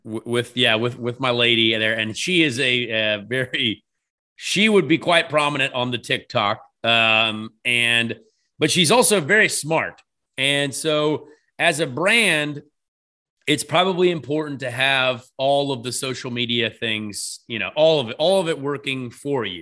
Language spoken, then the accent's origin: English; Ireland; I'm an Irish fella.